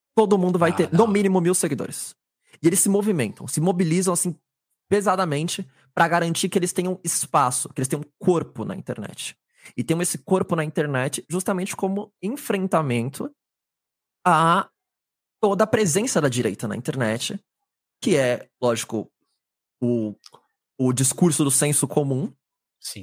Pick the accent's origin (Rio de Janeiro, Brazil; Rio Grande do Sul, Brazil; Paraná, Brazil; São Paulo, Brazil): São Paulo, Brazil; sou aqui da cidade de São Paulo, capital